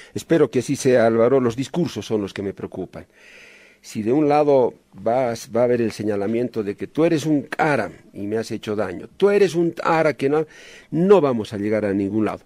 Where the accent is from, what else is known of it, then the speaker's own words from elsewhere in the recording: Bolivia; como boliviano